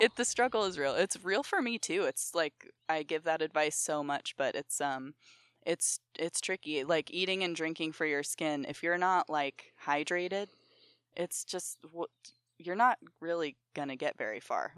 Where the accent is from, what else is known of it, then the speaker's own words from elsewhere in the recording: Ohio, United States; also born or lived in New York; I grew up in Ohio